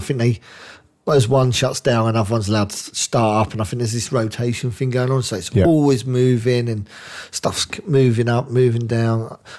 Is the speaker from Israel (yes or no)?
no; England, United Kingdom; we're both English